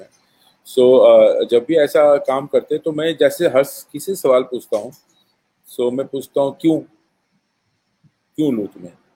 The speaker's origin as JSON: {"language": "Hindi", "town": "Bhilai", "region": "Chhattisgarh", "country": "India", "said": "मैं भिलाई से हूँ"}